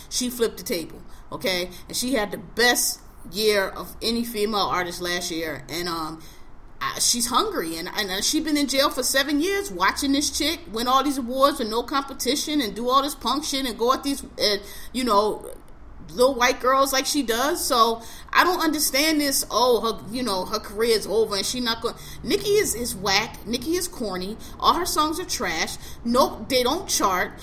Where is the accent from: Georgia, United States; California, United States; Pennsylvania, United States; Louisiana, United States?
Pennsylvania, United States; Philadelphia; I am a native of Philadelphia. I'm born and raised in Philadelphia